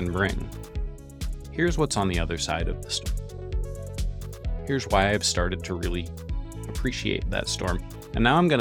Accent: Northeast, United States; also born or lived in New York City; I grew up in the Northeast

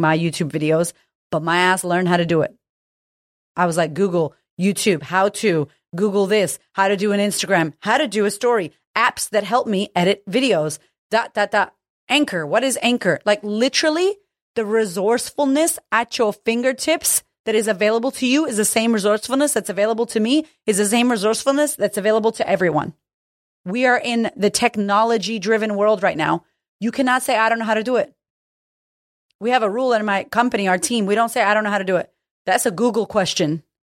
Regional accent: United States; I'm American

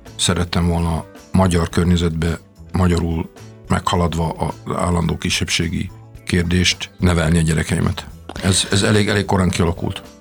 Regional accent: Transylvania, Romania; first language Hungarian; moved away as an adult; also born or lived in Austria / United States; now in Hungary; ahol születtünk

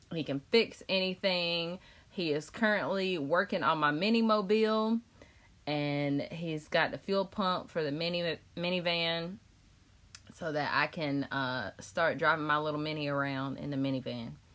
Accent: Chapel Hill, North Carolina, United States; I work in North Raleigh, so it's right down the street from Wake Forest, and I'm from Chapel Hill.

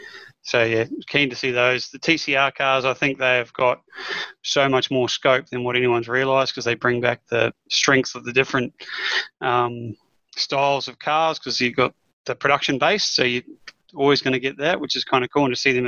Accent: New Zealand; I'm a Kiwi

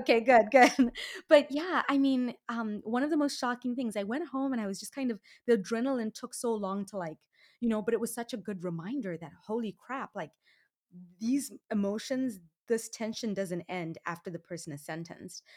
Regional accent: Zimbabwe; now in United States; I was born and raised in Zimbabwe, which is in Southern Africa

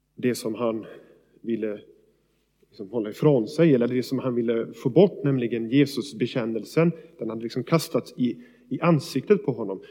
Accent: Sweden

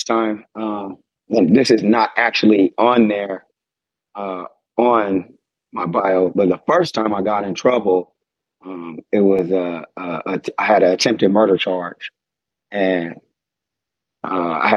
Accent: San Diego, California, United States; I grew up in Southeast San Diego, California, 619.

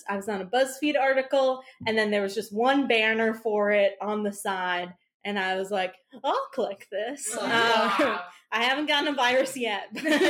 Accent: Minnesota, United States; accent: Minnesota; I'm from Minnesota

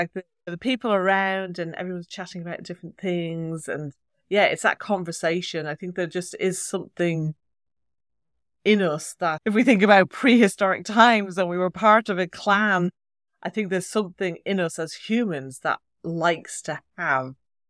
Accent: Ireland; accent: Irish; When I talk to my sister, then my Irish accent gets very strong. When I talk to English people, I think I sound more English.

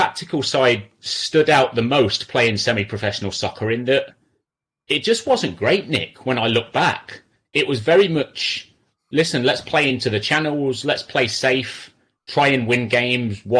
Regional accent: Coventry, West Midlands, United Kingdom; now in Los Angeles, United States; I'm from Coventry

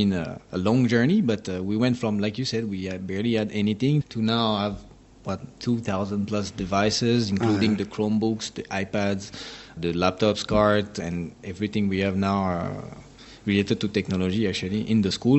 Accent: Seine-et-Marne, Île-de-France, France; moved away as an adult; also born or lived in Saint-Maurice, France; now in Singapore; I was there until I was three years old, and then we moved to another town in the Seine-et-Marne, so it's like 77 department.

